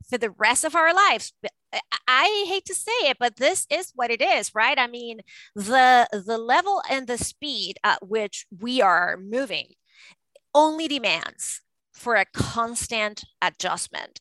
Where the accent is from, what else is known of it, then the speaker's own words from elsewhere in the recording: Venezuela; moved away as an adult; now in United States; I was born and raised in Venezuela, and I moved to the United States to go to Harvard Law School.